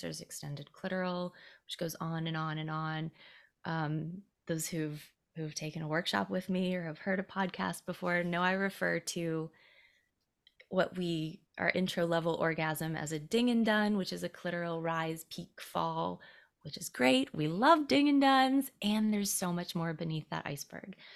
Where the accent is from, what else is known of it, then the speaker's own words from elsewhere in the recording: Greenville, South Carolina, United States; I grew up in Greenville, South Carolina.